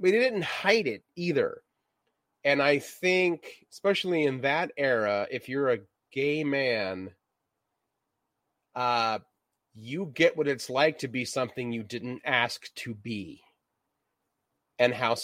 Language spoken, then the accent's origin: English; Reno, Nevada, United States; near my hometown, Reno